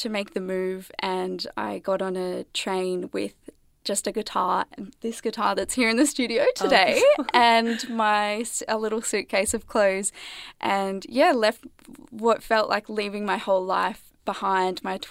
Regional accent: New South Wales, Australia; now in Melbourne, Australia; I grew up in a small country town in New South Wales

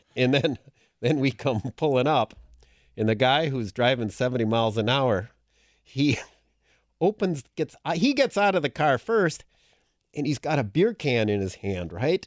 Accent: Green Bay, Wisconsin, United States; I'm from Green Bay, Wisconsin

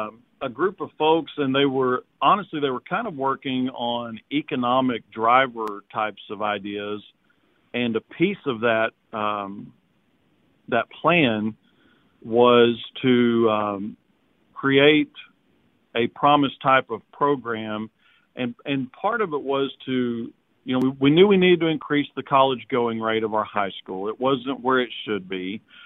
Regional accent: Walnut Ridge, Arkansas, United States; now in Arkadelphia, United States; Walnut Ridge, Arkansas, a rice, soybean, cotton growing community up in northeast Arkansas as my hometown. I've been in Arkadelphia for about 20 years now, town of about 10,000.

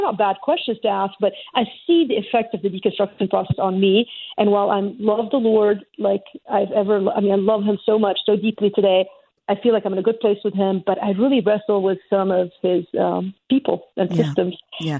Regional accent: Lebanon; moved away; I was an immigrant from Lebanon, that God gave me a place to go.

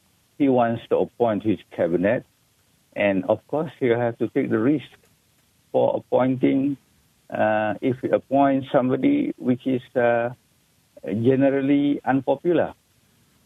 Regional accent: Malaysia; we as Malaysian

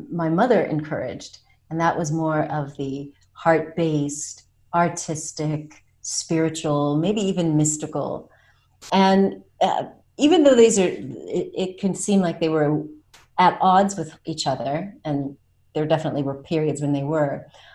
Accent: United States; now in France; I was born in America

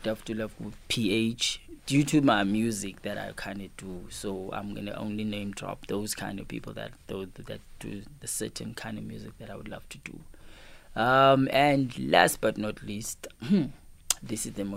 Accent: Cape Town, Western Cape, South Africa; also born or lived in Pietermaritzburg, KwaZulu-Natal; growing up in Cape Town, in a location called Lower Crossroad in Philippi East, I grew up in a location which had negative and positive people

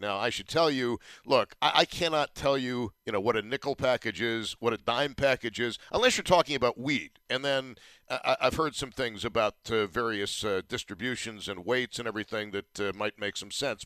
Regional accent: Buffalo, New York, United States; I'm from Buffalo

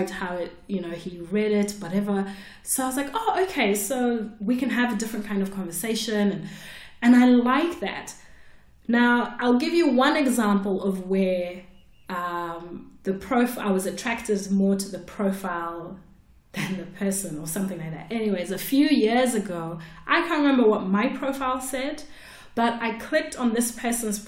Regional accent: Zimbabwe; I'm from Zimbabwe

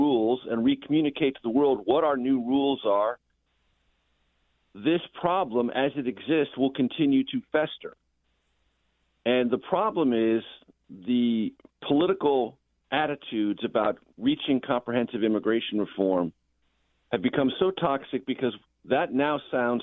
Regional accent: San Diego, California, United States; when I was a child growing up in San Diego.

